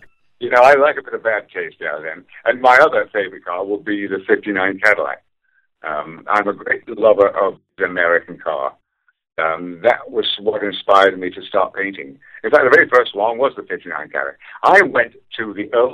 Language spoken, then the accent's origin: English; Leigh, North West England, United Kingdom; moved away as an adult; also born or lived in London; now in United States; my hometown, which was called Lee in Lancashire